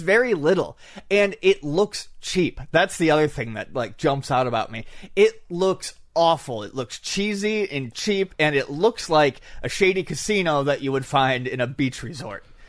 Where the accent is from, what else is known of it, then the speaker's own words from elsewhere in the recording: Buffalo, New York, United States; moved away; When I was growing up in Buffalo